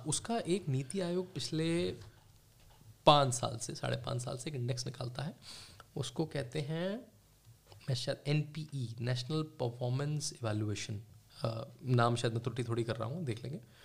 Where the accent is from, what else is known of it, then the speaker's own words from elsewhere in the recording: Moradabad, Uttar Pradesh, India; also born or lived in Rampur; मैं क्योंकि मुरादाबाद रामपुर में पला बड़ा हूँ वहाँ से मेरे माता जी पिताजी आते हैं